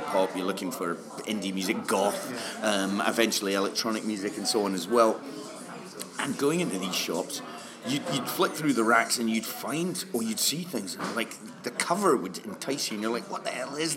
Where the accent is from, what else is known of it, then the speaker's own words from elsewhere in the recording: near St Andrews, Scotland, United Kingdom; I was born abroad, but I grew up near St Andrews